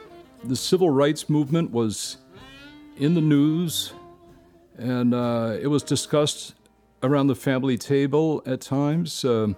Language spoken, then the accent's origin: English; Worcester, Massachusetts, United States; It was a kind of constant element of my background in the neighborhood I grew up in Worcester.